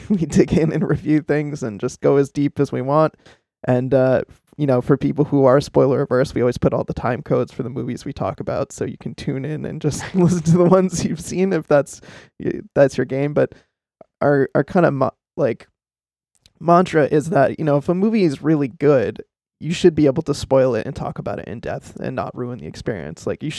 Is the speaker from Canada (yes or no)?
no; Boston, Massachusetts, United States; So I'm from Boston, based in the Boston area